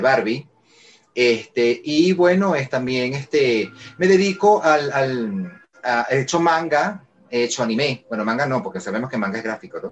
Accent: Caracas, Capital District, Venezuela; yo soy venezolano, soy de Caracas, vivo en Caracas

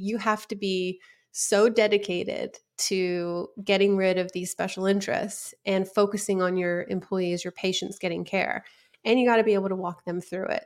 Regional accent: West Coast, United States; I was from the West Coast

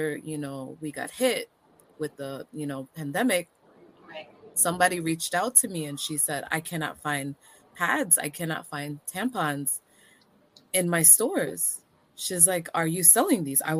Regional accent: Antigua & Barbuda; now in New York, United States; I'm originally from Antigua

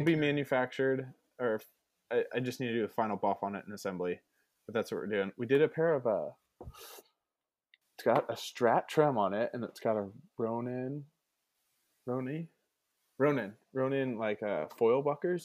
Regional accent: Ventura, California, United States; I'm from beautiful Ventura, California

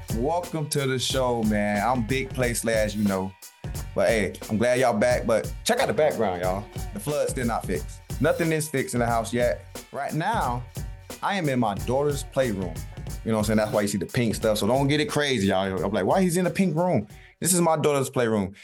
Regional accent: Southeast Georgia, United States; moved away; I'm from Southeast Georgia.

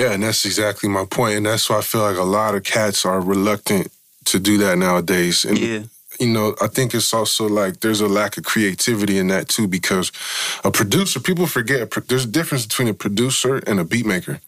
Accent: San Francisco, California, United States; we're from Frisco

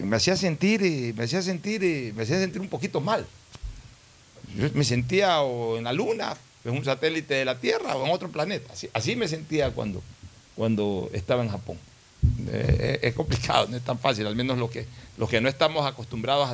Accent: Ecuador; hablo como ecuatoriano

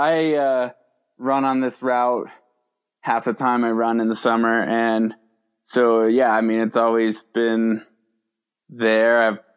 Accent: New York, United States; moved away as an adult; now in Alta, United States; I grew up in New York, so I was probably 2 hours from the closest trailhead, Appalachian trailhead.

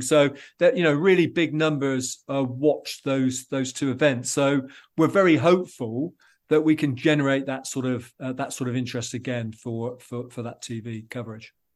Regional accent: England, United Kingdom; being an Englishman

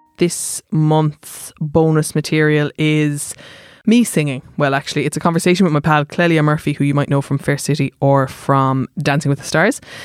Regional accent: Germany; now in Ireland; I am from Germany

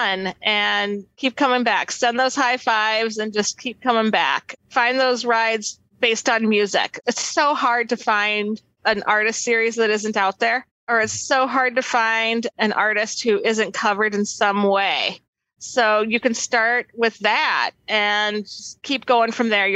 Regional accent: Milwaukee, Wisconsin, United States; I'm from Milwaukee

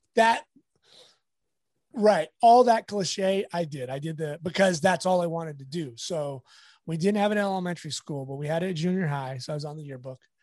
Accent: La Habra, California, United States; also born or lived in Fullerton; I grew up in La Habra, which is, I'm in Fullerton right now, so it's not that far away

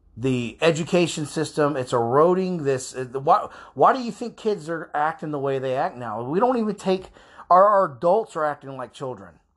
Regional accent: Florida, United States; I'm from Florida

